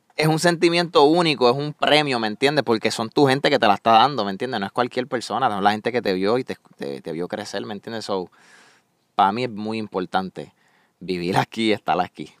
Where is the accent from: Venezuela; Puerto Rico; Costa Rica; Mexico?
Puerto Rico; Salinas; accent: Puerto Rican (boricua); moved away as an adult; now in Orlando, United States; Salinas, Puerto Rico, un Paseo Costa del Sur es donde yo viví casi toda mi vida